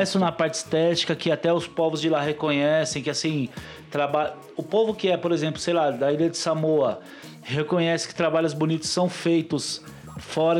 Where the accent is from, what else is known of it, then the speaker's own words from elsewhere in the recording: São Paulo, Brazil; eu sou de Itaquera